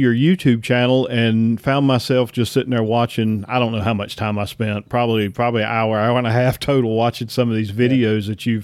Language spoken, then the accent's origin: English; Southern US, United States; accent: redneck Southern; my redneck Southern accent